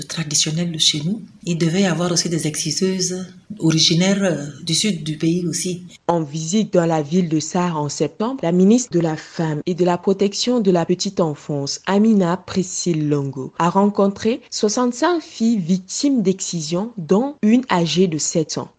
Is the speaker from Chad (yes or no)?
yes; southern Chad, Chad; chez nous au Tchad et particulièrement au sud du pays